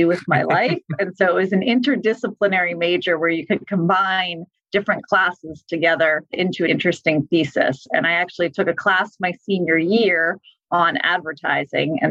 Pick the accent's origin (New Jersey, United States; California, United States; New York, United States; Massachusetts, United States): Massachusetts, United States; I am originally from Massachusetts. I actually went to an all-girls Catholic high school